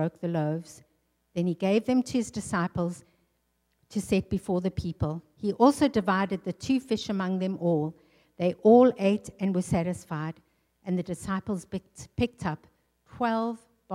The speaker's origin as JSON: {"language": "English", "country": "South Africa", "tie": "born or raised there", "also_born_or_lived": "England", "moved": "yes", "lives_now": "North Dakota, United States", "said": "I'm a South African girl. I grew up in the sunshine. I grew up in the tropics."}